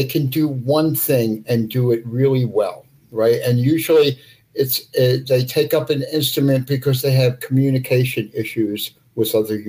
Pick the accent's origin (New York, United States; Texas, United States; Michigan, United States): New York, United States; Forest Hills; I grew up in Forest Hills.